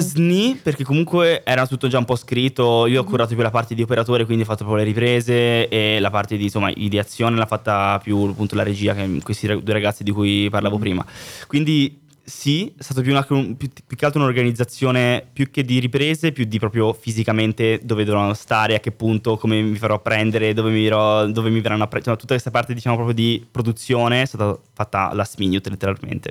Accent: Florence, Tuscany, Italy; moved away as an adult; also born or lived in Berlin; now in Milan, Italy; nella mia città io sono di Firenze

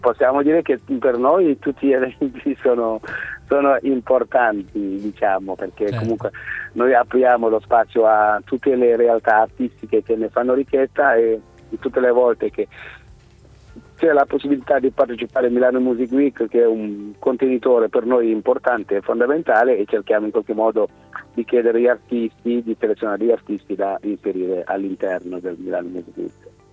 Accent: Senegal; also born or lived in Milan, Italy; now in Italy; sono nato in Senegal, sono in Italia del 1990

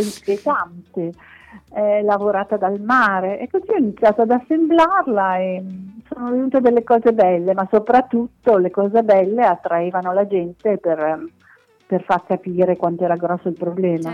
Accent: Milan, Lombardy, Italy; also born or lived in Villasor, Sardinia; sono nata in Sardegna, ma ho sempre vissuto a Milano

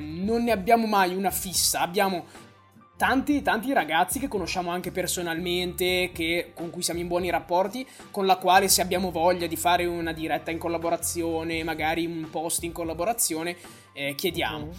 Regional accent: Bologna, Emilia-Romagna, Italy; io sono di Bologna

